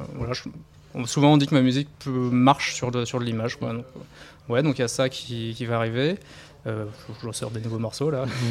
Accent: near Dreux, Chartres area, Centre-Val de Loire, France; je viens de à côté de Dreux, région Chartraine.

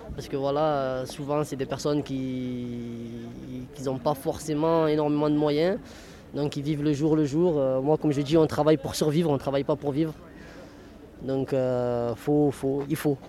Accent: Marseille, Provence-Alpes-Côte d'Azur, France; je suis de Marseille, du Canet, de 14e

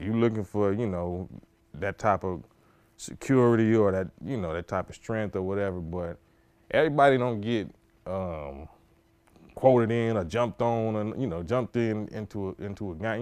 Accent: Compton, California, United States; also born or lived in Watts / Willowbrook; I grew up in Compton and Watts. I grew up in Willowbrook, a little district between Compton and Watts called Willowbrook

